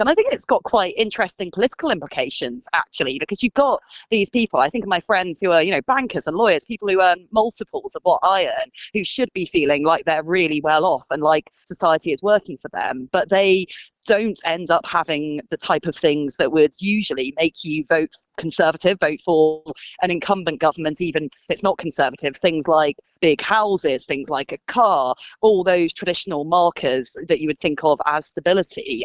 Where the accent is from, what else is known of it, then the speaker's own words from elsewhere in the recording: just outside Glasgow, Scotland, United Kingdom; now in London, United Kingdom; I grew up just outside Glasgow, and a house in the little town that I grew up in would cost you less than a deposit would in London.